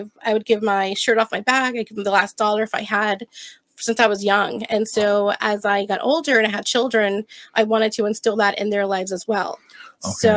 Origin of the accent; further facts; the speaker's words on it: Plantation, Florida, United States; also born or lived in Brooklyn, New York / Sunrise, Florida / Las Vegas; I've been raised in Plantation since I was like 5 or 6 years old